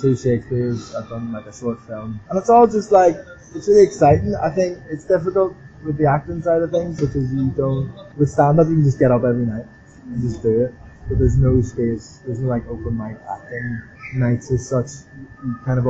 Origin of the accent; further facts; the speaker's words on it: Belfast, Northern Ireland, United Kingdom; moved away; I'm Irish